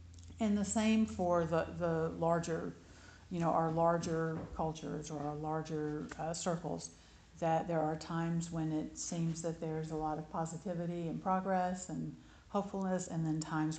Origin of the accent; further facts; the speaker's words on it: Alabama, United States; growing up in Alabama